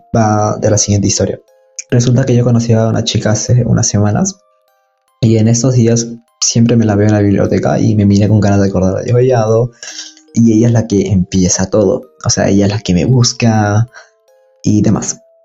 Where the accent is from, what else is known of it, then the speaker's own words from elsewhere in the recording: Peru; de Perú